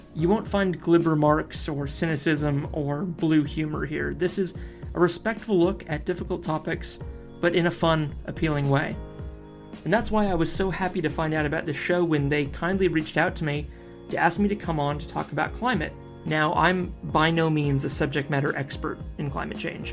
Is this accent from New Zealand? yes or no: yes; New Zealand; moved away as an adult; also born or lived in Australia; now in Auckland, New Zealand; I am a New Zealand and I'm a Kiwi under